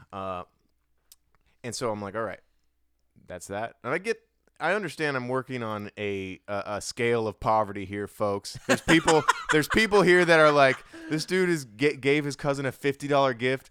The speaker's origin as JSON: {"language": "English", "region": "Hawaii", "country": "United States", "said": "I'm from Hawaii"}